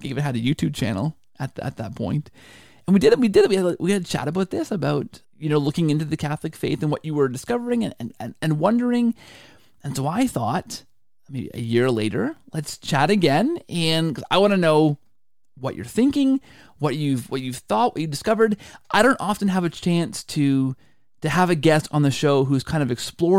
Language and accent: English; Canada; You know, the Canadian in me, which is all of me because I'm fully Canadian